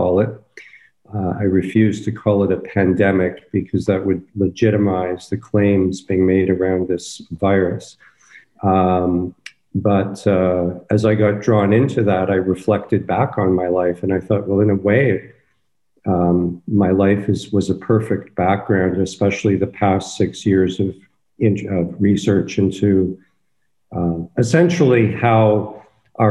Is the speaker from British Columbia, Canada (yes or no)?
no; Toronto, Ontario, Canada; I'm from Toronto, went to the U of T